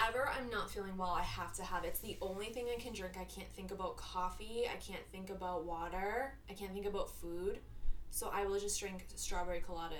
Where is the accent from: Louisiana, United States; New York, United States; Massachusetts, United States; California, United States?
Massachusetts, United States; I grew up in lovely Massachusetts, bordering New Hampshire, a.k.a. 8 months of dark, snowy hell.